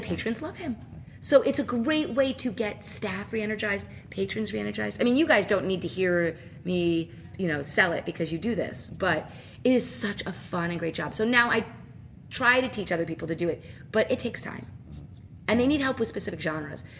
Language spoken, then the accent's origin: English; New Jersey, United States; now in Illinois, United States; I'm actually from New Jersey